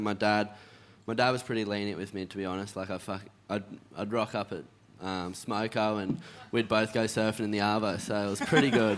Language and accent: English; Evans Head, New South Wales, Australia; growing up in Evans, like North Coast